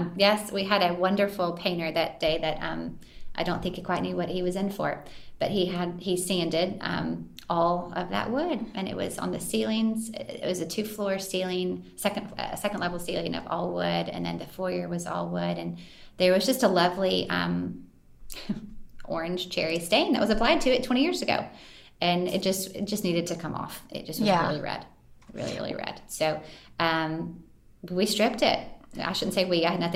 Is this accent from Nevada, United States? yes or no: no; Santa Monica, California, United States; born there; I was born in Santa Monica. My mom lived in California.